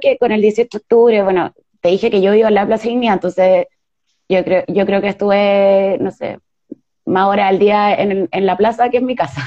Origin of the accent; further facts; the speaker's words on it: Chile; nosotras como feministas chilenas